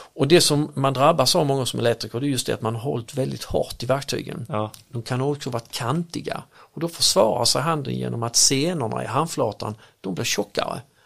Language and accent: Swedish; Örkelljunga, Skåne, Sweden; accent: Scanian; Jag kommer från Akerljunga